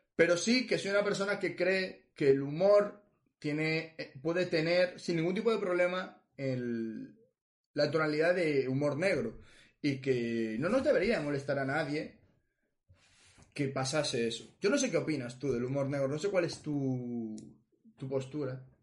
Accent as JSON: {"language": "Spanish", "town": "Ferrol", "region": "Galicia", "country": "Spain", "tie": "born or raised there", "said": "donde yo nací, Ferrol"}